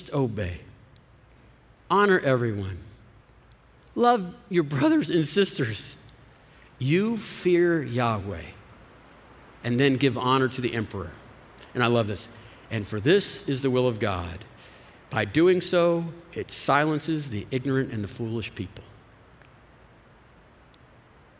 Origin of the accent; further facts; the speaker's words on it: Austin, Texas, United States; I am a Texan that doesn't even like being part of the country. I'm an Austinite that doesn't even like being part of Texas